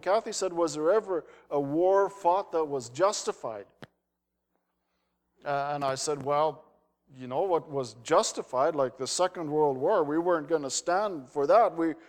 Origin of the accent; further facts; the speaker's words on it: Netherlands; I wound up as a Dutch kid. My name doesn't make sense in Holland.